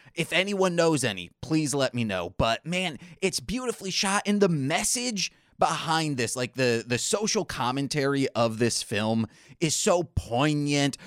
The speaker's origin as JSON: {"language": "English", "region": "Michigan", "country": "United States", "tie": "born or raised there", "said": "born and raised in Michigan"}